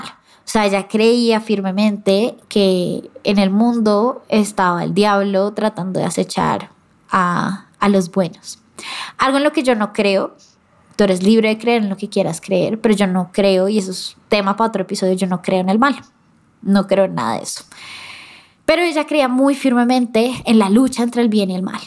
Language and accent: Spanish; Colombia; como colombiana que soy yo